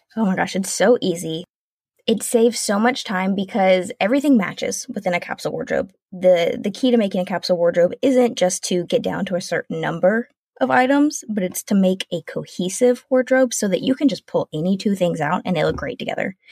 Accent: South Carolina, United States; moved away as an adult; now in Washington, United States; We are originally from South Carolina, so it was a huge move

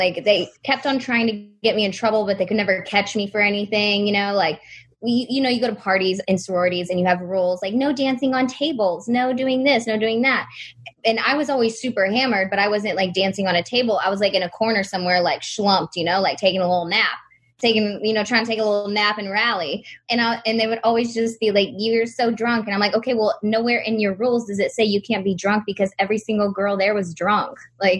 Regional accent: Texas, United States

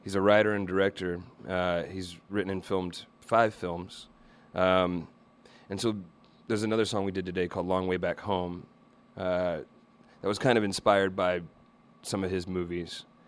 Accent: Little Rock, Arkansas, United States; I grew up in Little Rock, Arkansas

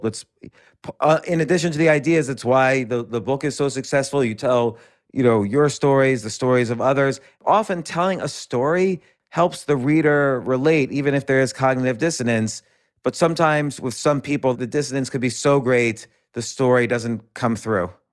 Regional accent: New York City, New York, United States; I'm born and raised all around New York City.

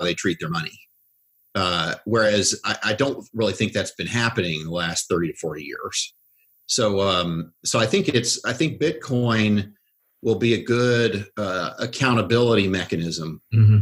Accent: Oklahoma, United States; I grew up in Oklahoma, so I'd never listened to anything but country music until I was a teenager

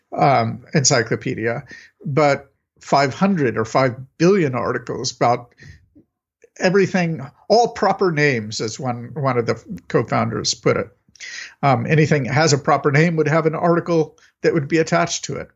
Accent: United States; I'm an American

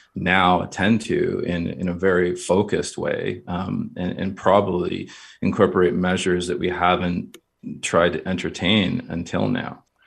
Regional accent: Kingston, Ontario, Canada; I grew up in Kingston, Ontario.

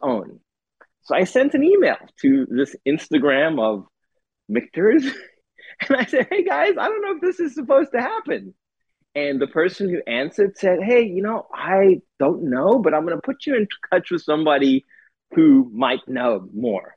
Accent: South Africa; moved away as an adult; now in United States; I grew up in South Africa

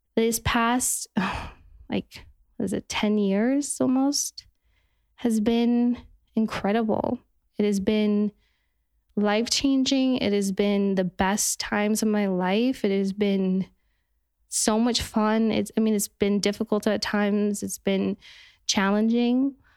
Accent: Park City, Utah, United States; now in Los Angeles, United States; I'm from Parks City, Utah

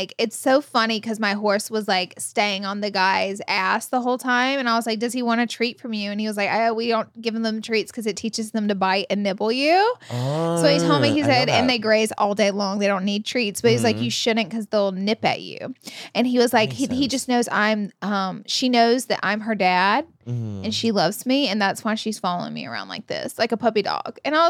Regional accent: Alabama, United States; Someone said they're surprised I haven't because I'm from Alabama.

